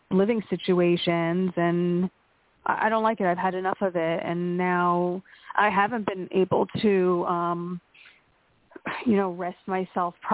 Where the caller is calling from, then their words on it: Pennsylvania, United States; from Pennsylvania.